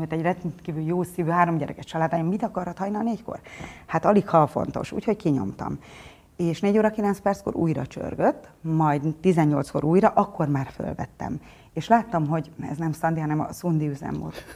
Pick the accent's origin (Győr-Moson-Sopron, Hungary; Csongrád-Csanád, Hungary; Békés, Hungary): Békés, Hungary; Gyula; also born or lived in Budapest; Gyulán születtem